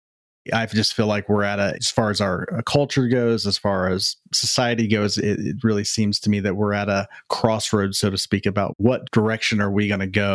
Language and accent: English; Columbus, Ohio, United States; now in Southern California, United States; born and raised in Columbus, Ohio. That's where I'm from.